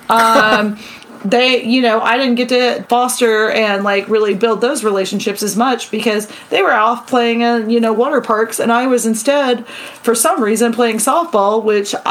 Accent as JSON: {"language": "English", "town": "Oklahoma City", "region": "Oklahoma", "country": "United States", "tie": "born or raised there", "said": "we grew up in Oklahoma City"}